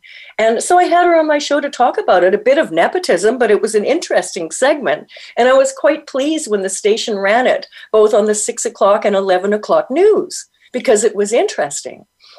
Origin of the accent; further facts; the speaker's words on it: Winnipeg, Manitoba, Canada; moved away; also born or lived in California / Toronto; I'm in California for half the year, and I'm in Toronto half the year. But I was born and raised in Winnipeg, where, you know, minus 60 with the wind chill is not unheard of.